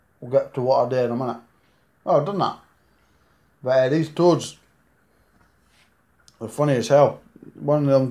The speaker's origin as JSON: {"language": "English", "region": "Scotland", "country": "United Kingdom", "accent": "Scottish", "said": "Live in Scotland"}